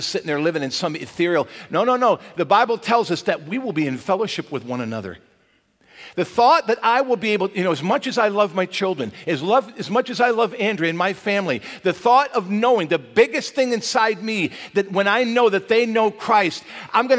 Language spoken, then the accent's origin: English; Michigan, United States; growing up in Michigan, you might get some outdoor toys that you couldn't enjoy until the spring.